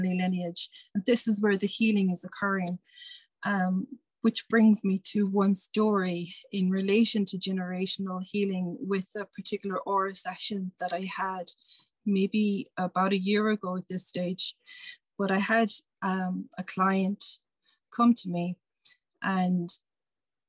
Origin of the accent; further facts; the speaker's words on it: Ireland; as an Irish person